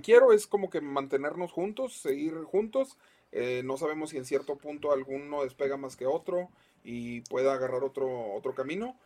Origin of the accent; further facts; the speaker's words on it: Monterrey, Nuevo León, Mexico; como regios